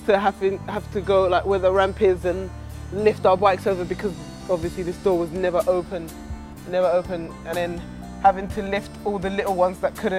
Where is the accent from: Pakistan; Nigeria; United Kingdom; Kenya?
United Kingdom; London; I grew up in East London, Stratford, the Carpenter's Estate.